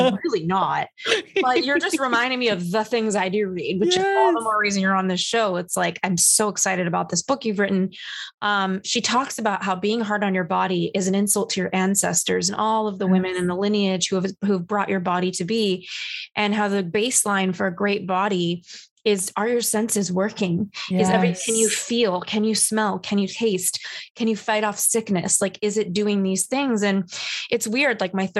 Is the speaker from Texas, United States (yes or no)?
no; Los Angeles, California, United States; I grew up in Los Angeles where everybody's perfect.